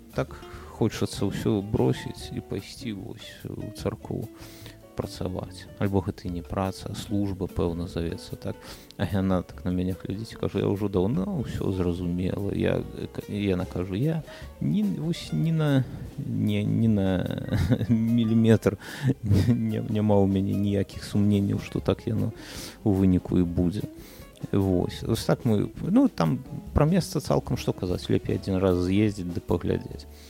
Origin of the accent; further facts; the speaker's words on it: Belarus; мы ж беларусы